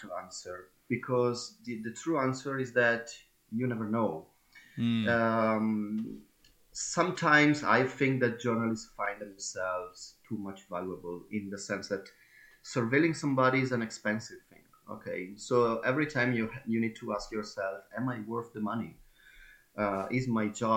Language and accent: English; Bergamo, Lombardy, Italy; moved away as an adult; also born or lived in Turkey; I'm in my hometown, Bergamo